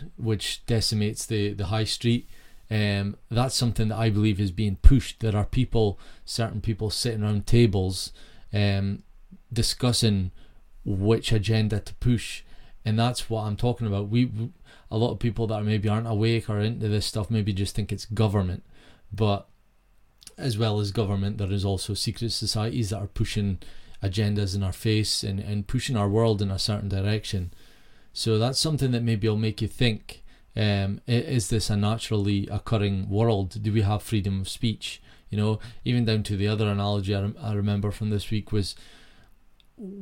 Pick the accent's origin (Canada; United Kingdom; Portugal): United Kingdom; Peterhead, Scotland; moved away; my hometown Peterhead was thriving